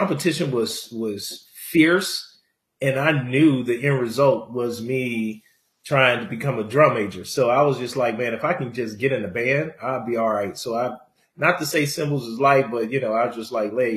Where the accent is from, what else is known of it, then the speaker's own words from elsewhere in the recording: Jackson, Mississippi, United States; also born or lived in Chicago, Illinois; I was born in Chicago and raised in Mississippi